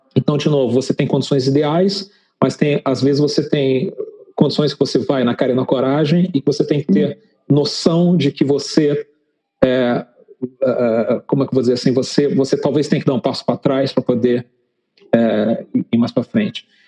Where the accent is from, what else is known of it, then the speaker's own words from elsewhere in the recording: Brazil; moved away as an adult; nós, como brasileiros